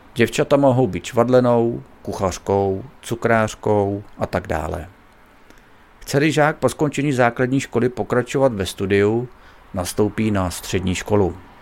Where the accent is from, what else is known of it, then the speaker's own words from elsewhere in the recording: Bohemia, Czechia; U nás v Čechách